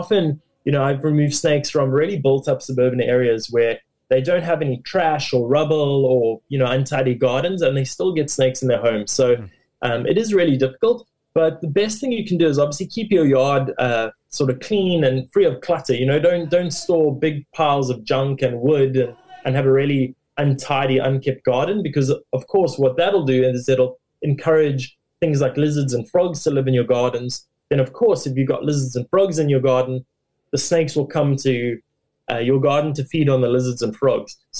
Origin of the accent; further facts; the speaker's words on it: Durban, KwaZulu-Natal, South Africa; I grew up in KwaZulu-Natal in the city of Durban. I lived there for most of my life.